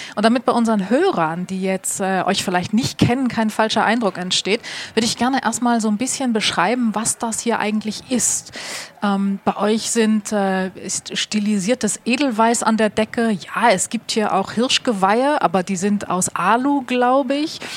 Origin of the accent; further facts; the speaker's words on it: Hamburg, Germany; als Hamburgerin